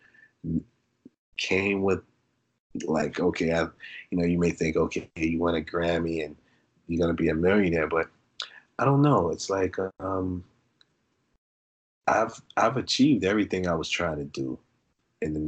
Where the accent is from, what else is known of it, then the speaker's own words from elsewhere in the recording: Brooklyn, New York, United States; moved away; also born or lived in Ohio / Florida / Arizona / Los Angeles; I'm from Brooklyn, but I grew up in Brooklyn. My mom is from Ohio, so I've been between New York and Ohio